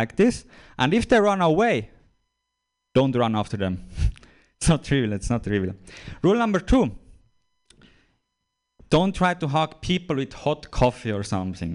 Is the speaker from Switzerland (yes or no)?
yes; Switzerland; I'm visiting from Switzerland. I'm a comedian from Switzerland